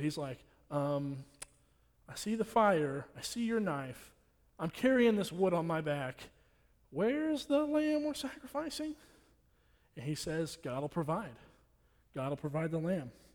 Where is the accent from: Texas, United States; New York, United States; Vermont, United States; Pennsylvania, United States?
Texas, United States; Nacogdoches; I'm from here, I'm from Nacogdoches.